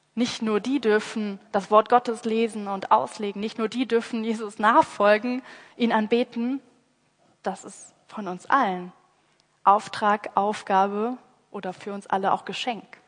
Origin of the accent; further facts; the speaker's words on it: Rhineland, Germany; ich mit meiner rheinländischen Mentalität